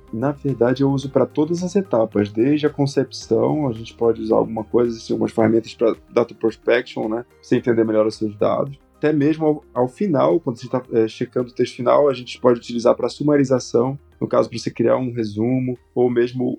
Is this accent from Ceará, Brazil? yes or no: no; Santarém, Pará, Brazil; moved away as an adult; Eu sou natural do estado do Pará, então, na minha cidade, no caso Santarém, não existia graduação em engenharia